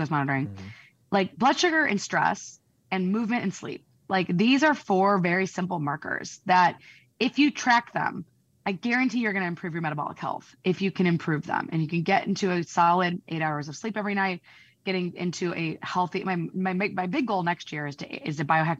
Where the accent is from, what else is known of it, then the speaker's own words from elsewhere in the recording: Peoria, Illinois, United States; moved away; I'm from Peoria, Illinois. So I can say that because I'm from there